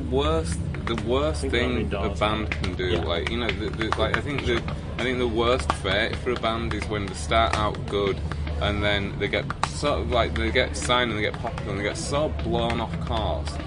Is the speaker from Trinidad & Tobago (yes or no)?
no; Wakefield, Yorkshire and the Humber, United Kingdom; We grew up in Wakefield in West Yorkshire